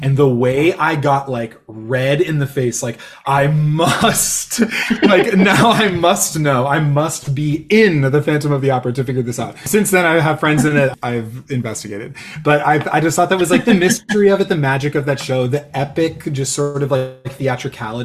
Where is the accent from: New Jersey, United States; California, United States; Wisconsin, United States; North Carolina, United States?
California, United States; San Jose; I grew up in San Jose, California.